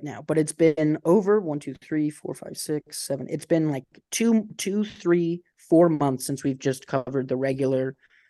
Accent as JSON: {"language": "English", "town": "Canton", "region": "Ohio", "country": "United States", "said": "Yeah, I'm from Canton, Ohio. I'm Cantonese."}